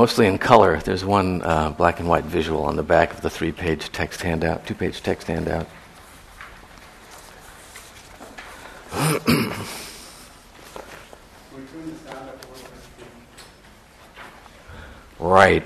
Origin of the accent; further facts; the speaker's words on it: San Francisco, California, United States; growing up in San Francisco in the 60s